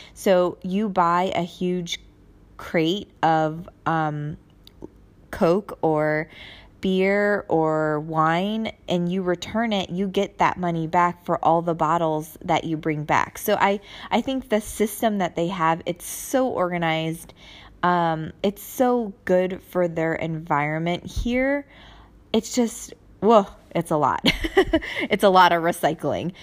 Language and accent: English; United States; moved away as an adult; now in Germany; I'm Asian and then being American